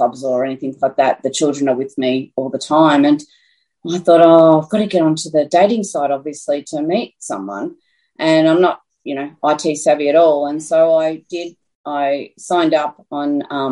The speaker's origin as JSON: {"language": "English", "town": "Dimboola", "region": "Victoria", "country": "Australia", "tie": "born or raised there", "also_born_or_lived": "Brisbane", "moved": "as an adult", "lives_now": "Horsham, Australia", "said": "I was actually born and bred in Dimboola"}